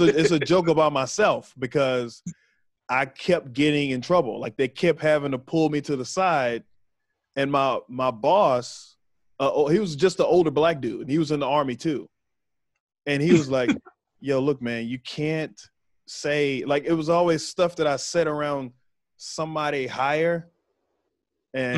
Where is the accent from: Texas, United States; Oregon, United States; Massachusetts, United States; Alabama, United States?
Texas, United States; Waco; moved away; I'm from Waco. So I'm from right there